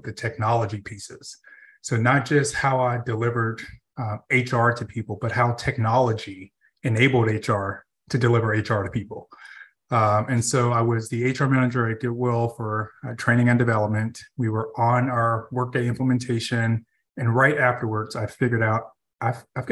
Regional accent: Nashville, Tennessee, United States; I am Nashville born and raised, which is very rare.

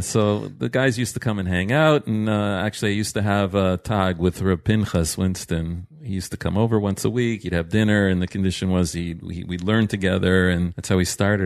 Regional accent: Toronto, Ontario, Canada; moved away as an adult; now in Israel; I'm, uh, originally from Toronto. I grew up there.

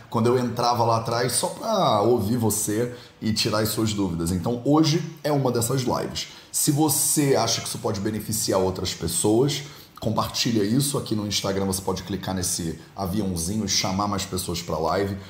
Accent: Rio de Janeiro, Brazil; also born or lived in Jamnagar, India; now in Guimarães, Portugal; eu sou carioca, eu conheço a água lá

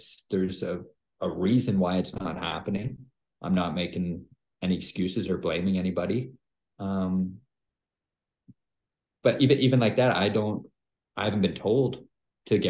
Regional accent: Canada; born or raised there

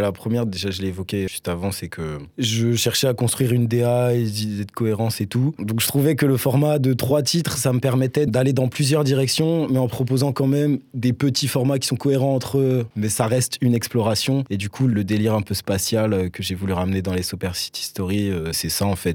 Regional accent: Nancy, Grand Est, France; now in Strasbourg, France; je viens de Nancy de base

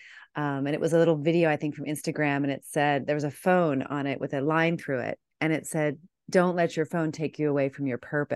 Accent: Washington, D.C. area, United States; I remember my mom and I grew up outside of Washington, D.C.

